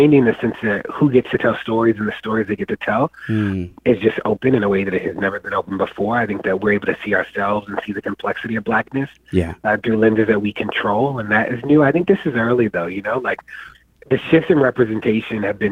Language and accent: English; Baltimore, Maryland, United States; I grew up in Baltimore